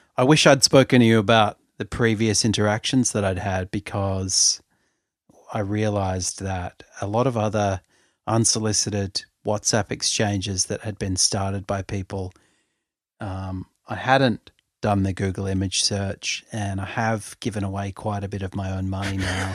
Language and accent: English; Sydney, New South Wales, Australia; I'm from Sydney, and I'm thirty-eight